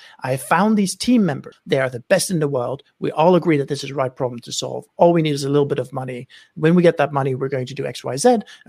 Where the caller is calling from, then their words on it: Oakland, California, United States; I am dialing in from Oakland, California, where it is wonderfully sunny.